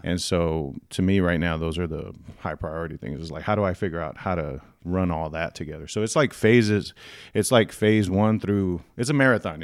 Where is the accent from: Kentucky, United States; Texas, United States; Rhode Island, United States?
Texas, United States; San Antonio; born and raised in San Antonio, downtown